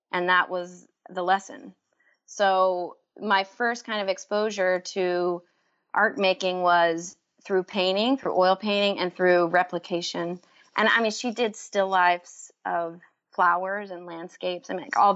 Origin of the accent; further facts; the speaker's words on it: Waco, Texas, United States; moved away; also born or lived in New York; growing up in Waco